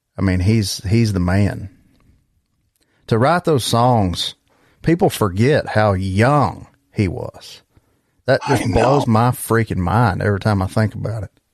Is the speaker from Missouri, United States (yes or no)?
no; Geraldine, Alabama, United States; I'm from a small town in Alabama too